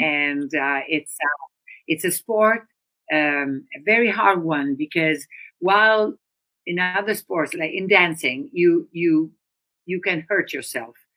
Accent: Udine, Friuli-Venezia Giulia, Italy; I'm from northern Italy, and so I grew up in Udine, which is a small uh, town next to the Austrian border

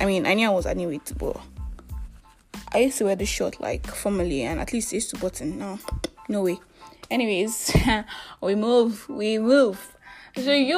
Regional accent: Nigeria; I am that Nigerian Christian talkaholic

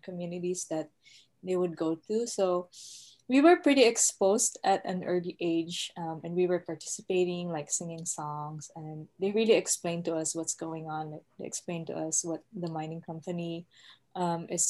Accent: Mindoro, Mimaropa, Philippines; moved away; also born or lived in Netherlands; We were living in Mindoro, an island called Mindoro

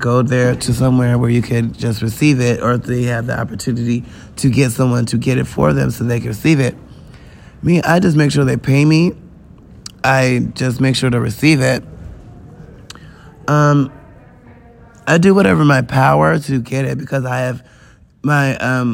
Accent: United States; I'm an American.

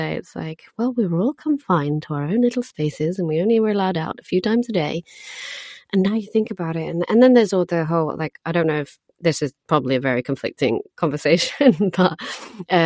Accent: Portugal; now in London, United Kingdom; I grew up in Portugal.

